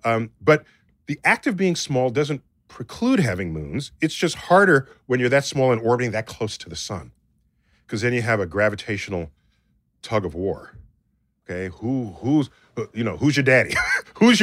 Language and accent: English; Toronto, Ontario, Canada; moved away as an adult; also born or lived in America; now in United States; born and raised in Toronto.